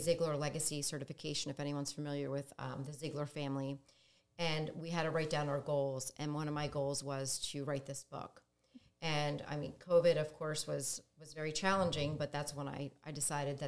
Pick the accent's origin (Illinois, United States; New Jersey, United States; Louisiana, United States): New Jersey, United States; moved away as an adult; now in Delaware, United States; I grew up in South Jersey, and then we moved around a little for the military.